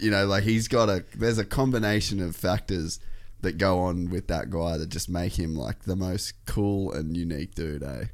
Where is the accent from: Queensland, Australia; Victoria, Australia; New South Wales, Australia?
Queensland, Australia; Cairns; I grew up in Cairns